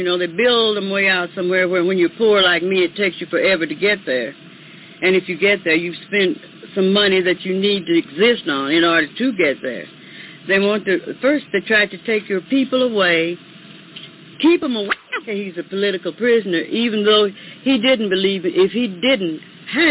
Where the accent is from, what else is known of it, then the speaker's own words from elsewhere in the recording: United States; We're all Americans. I'm not an African. I'm descended from Africa, but I'm an American